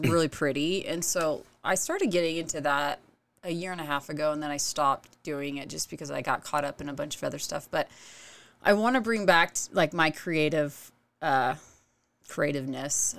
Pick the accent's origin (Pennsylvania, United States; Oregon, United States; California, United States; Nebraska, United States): Oregon, United States; moved away as an adult; also born or lived in Utah; now in Lehi, United States; I'm from Oregon originally